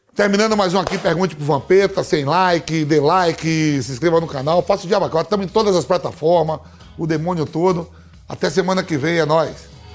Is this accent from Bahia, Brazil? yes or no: yes; Bahia, Brazil; eu sou baiano